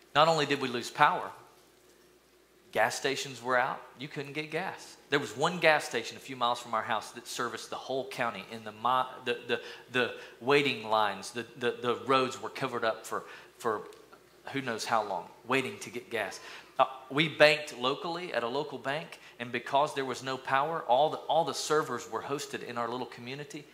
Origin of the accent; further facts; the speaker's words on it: East Tennessee, United States; growing up in East Tennessee, in my little school, we lined up in the 80s, we lined up in kindergarten